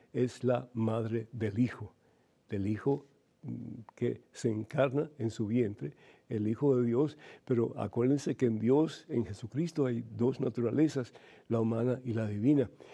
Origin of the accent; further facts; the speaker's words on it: Cuba; moved away; yo soy de Cuba originalmente